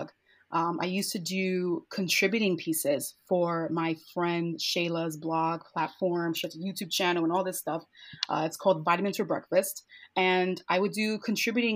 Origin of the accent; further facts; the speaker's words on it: New York City, New York, United States; born and raised in Bushwick in Brooklyn, New York